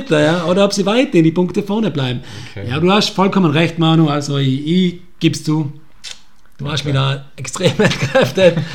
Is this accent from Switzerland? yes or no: no; Austria; Aber ich behaupte mal, als Österreicher weiß man, wie es ist, nicht teilzunehmen oder auszuscheiden.